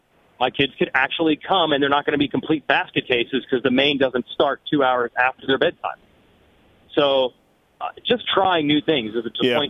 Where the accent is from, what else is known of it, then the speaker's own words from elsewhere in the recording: New Jersey, United States; moved away; I was from New Jersey.